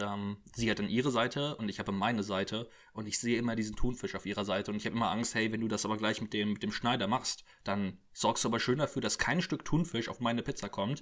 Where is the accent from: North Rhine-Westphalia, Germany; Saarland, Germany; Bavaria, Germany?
North Rhine-Westphalia, Germany; Cologne; ich bin ja Kölner